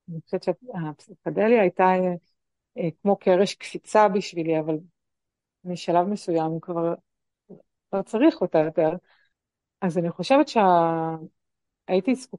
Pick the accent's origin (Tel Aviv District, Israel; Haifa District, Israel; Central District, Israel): Tel Aviv District, Israel; Tel Aviv; נכון, אני גדלתי במשפחה תל אביבית חילונית.